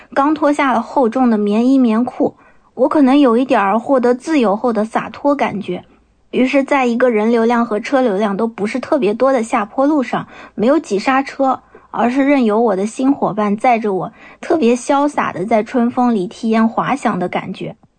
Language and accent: Chinese; Nanjing, Jiangsu, China; 我来自江苏南京，目前从事的是儿童绘本插画师的工作